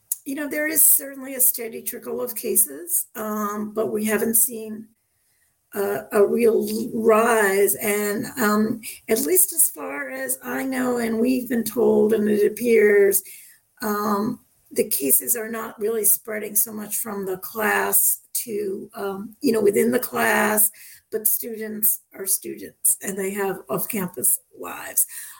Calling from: Newton, Massachusetts, United States; I'm calling from Newton, Massachusetts. We're just a couple miles outside of Boston.

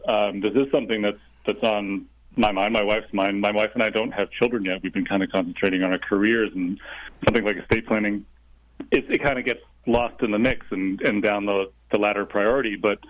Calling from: Los Angeles, California, United States; I'm actually calling from sunny Los Angeles.

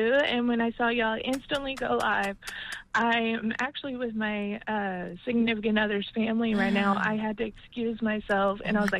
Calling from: Dallas, Texas, United States; I am calling from Dallas, Texas.

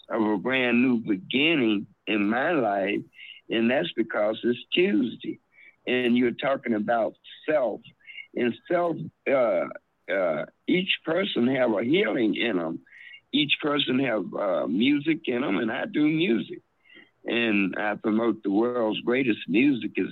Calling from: Chicago, Illinois, United States; This is Minister … from Chicago.

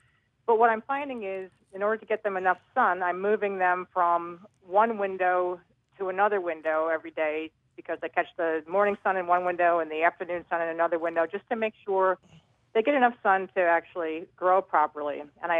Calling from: Springfield, Pennsylvania, United States; I'm calling from Springfield, Delaware County, Pennsylvania.

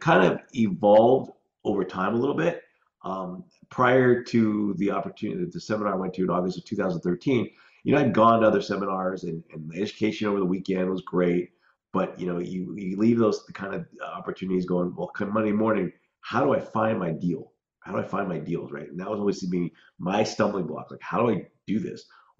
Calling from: Scottsdale, Arizona, United States; Scottsdale, Phoenix, Arizona.

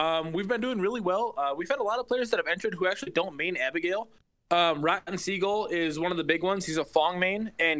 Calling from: Holden Lake, Michigan, United States; from Holden Lake, Michigan.

